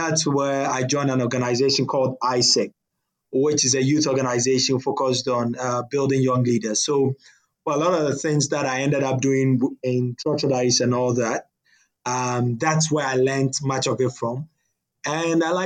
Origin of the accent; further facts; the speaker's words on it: Ghana; I'm a Ghanaian, young Ghanaian